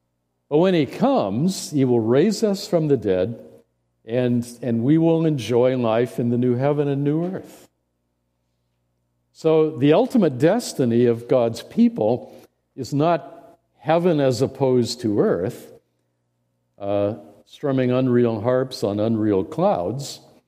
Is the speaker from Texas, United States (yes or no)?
no; Indiana, United States; Okay, my wife and I grew up in Central Indiana.